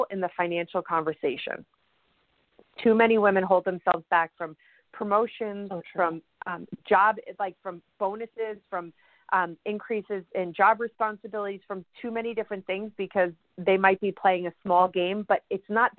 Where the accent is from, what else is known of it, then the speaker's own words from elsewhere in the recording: New York, United States; I'm a New Yorker